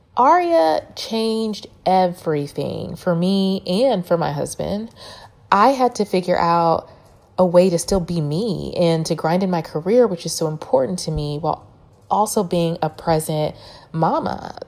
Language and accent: English; Dallas, Texas, United States; moved away as an adult; also born or lived in Louisiana; when I moved back home to Dallas from Louisiana